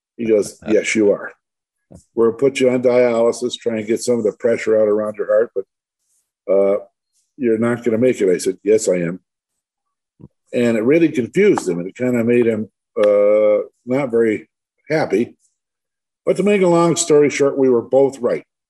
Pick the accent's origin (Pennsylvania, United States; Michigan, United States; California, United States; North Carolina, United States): Michigan, United States; Livonia; I was born and raised actually in Livonia, a suburb of Detroit.